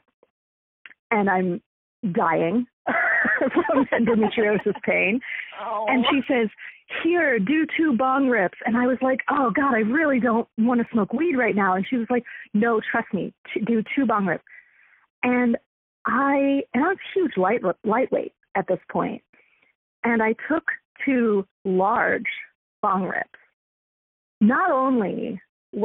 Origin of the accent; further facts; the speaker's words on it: Central Florida, United States; moved away as an adult; now in Seattle, United States; I grew up mostly in Central Florida, where the cannabis is not great